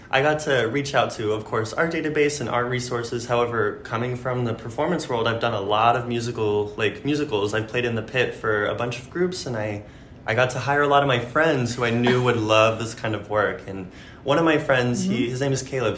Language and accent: English; Naples, Florida, United States; now in New York City, United States; I grew up in Naples